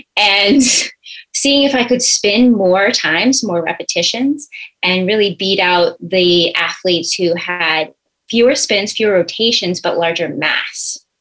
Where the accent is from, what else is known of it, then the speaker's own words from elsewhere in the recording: Billerica, Massachusetts, United States; I grew up in Billerica, Massachusetts, which is absolutely a sports town